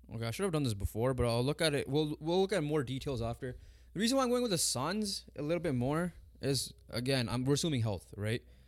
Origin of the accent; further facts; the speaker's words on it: Canada; Us being Punjabi, us being from the Indian descent, even though we're Canadian born, but we have parents that are from India